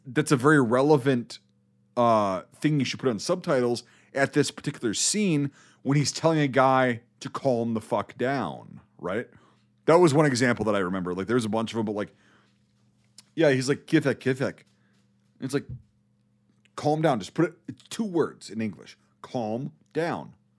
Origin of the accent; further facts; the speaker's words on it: United States; also born or lived in Iraq; I'm American